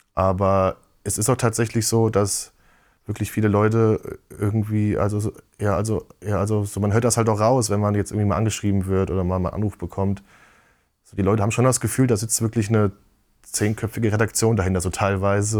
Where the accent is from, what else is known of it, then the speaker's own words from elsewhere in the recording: Giessen, Hesse, Germany; in so einem Spielwarengeschäft bei uns in Gießen